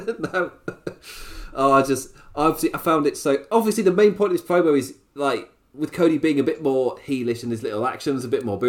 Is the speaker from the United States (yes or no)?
no; England, United Kingdom; as an Englishman